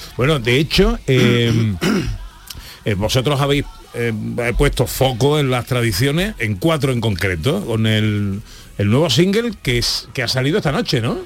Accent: Seville, Andalusia, Spain; a la mía, a la feria de a la feria de Sevilla

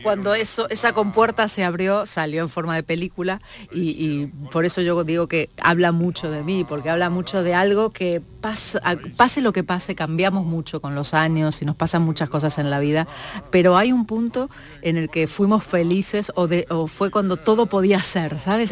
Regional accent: Argentina; now in Spain; yo soy argentina, aunque llevo muchos años aquí

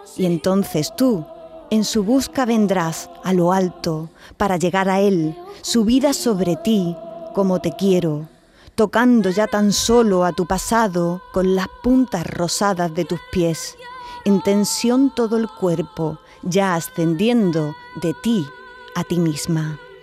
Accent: Andalusia, Spain; accent: Andalusian; el andaluz emplea muchas imágenes, como eh, hay un montón de metáforas en las cosas que decimos. Por ejemplo, no decimos esto está bien, esto está canela

